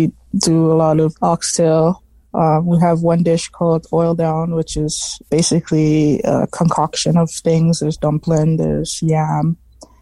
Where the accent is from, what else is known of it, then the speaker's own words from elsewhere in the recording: Toronto, Ontario, Canada; also born or lived in Brampton; I grew up in the West End of Toronto my entire life